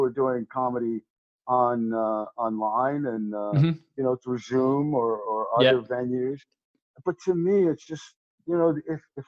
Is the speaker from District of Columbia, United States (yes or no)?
no; Rhode Island, United States; also born or lived in Chicago / Boston; now in Atlanta, United States; I'm originally from Rhode Island